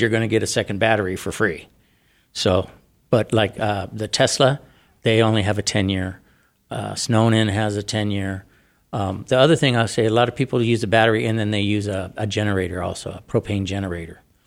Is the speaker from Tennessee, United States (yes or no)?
no; San Diego, California, United States; now in Arizona, United States; I'm from San Diego